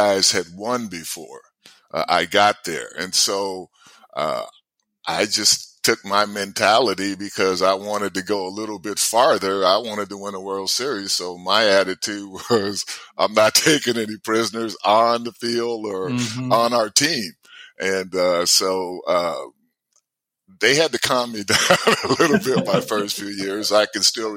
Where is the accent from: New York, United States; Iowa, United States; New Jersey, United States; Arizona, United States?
New Jersey, United States; also born or lived in Alabama; when I first got to Jersey, I was coming from Alabama